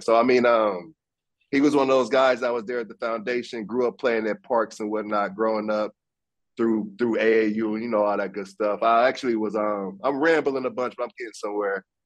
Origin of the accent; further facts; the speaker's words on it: Fort Wayne, Indiana, United States; I grew up in Fort Wayne.